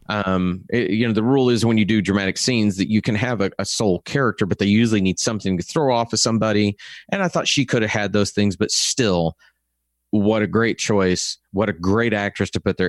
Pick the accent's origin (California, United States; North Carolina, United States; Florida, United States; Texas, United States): Texas, United States; accent: Texas; my Texas accent is different from other Texas, Texas accents.